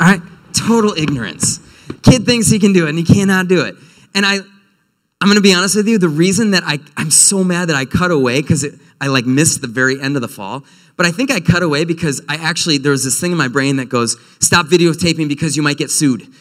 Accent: North Woods, United States; moved away; I'm from the North Woods

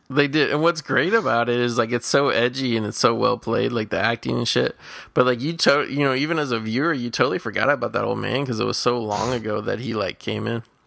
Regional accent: Midwest, United States; moved away as an adult; now in California, United States; growing up in the Midwest.

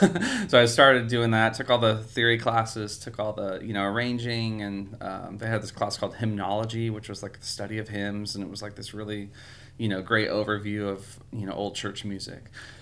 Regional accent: California, United States; Yeah, so I grew up there near San Francisco in the suburbs

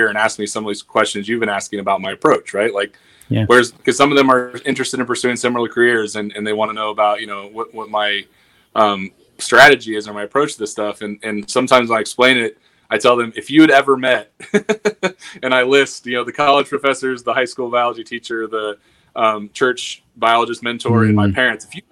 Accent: Western Illinois, United States; born or raised there

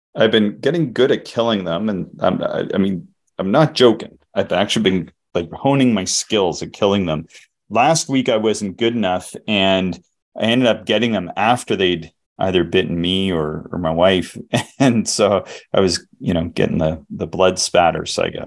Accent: the Maritimes, Canada; I'm from the Maritimes

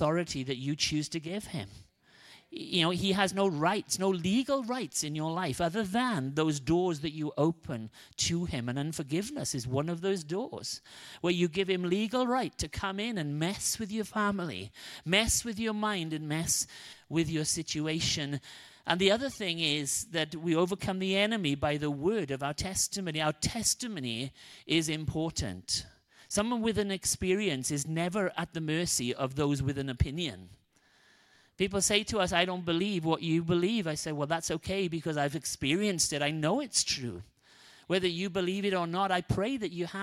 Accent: Wales, United Kingdom; moved away; I'm Welsh

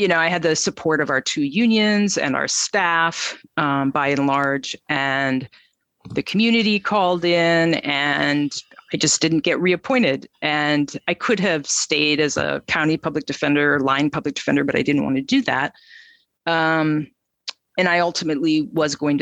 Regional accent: Minnesota, United States; I was born in Minnesota. I've lived in Minneapolis since college many, many years ago

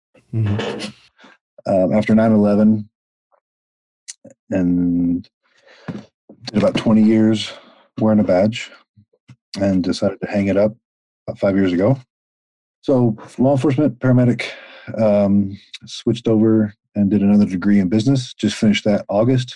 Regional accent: the South, United States; I grew up in the South mm-hmm. on a ranch

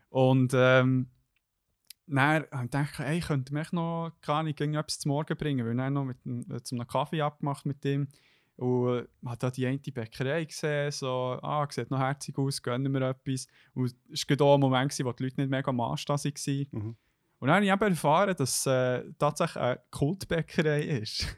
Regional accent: Bern, Switzerland; als Berner

